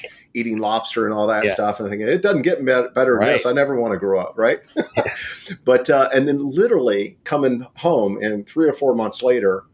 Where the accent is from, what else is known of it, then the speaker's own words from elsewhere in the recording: Indiana, United States; I grew up in Indiana, and you know, as an eight, nine-year-old, believe it or not, I was working in the cornfields